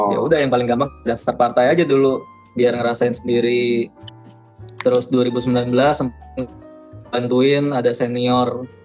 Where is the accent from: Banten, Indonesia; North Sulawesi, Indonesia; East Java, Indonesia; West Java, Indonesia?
Banten, Indonesia; Tangerang; gue kan asal dari Tangerang ya